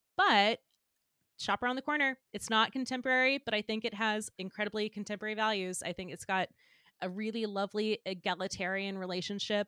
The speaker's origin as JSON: {"language": "English", "region": "Georgia", "country": "United States", "tie": "born or raised there", "moved": "as an adult", "lives_now": "New York, United States", "said": "I grew up in Georgia, and I would come to Man Manhattan to see, like, my aunt and uncle growing up"}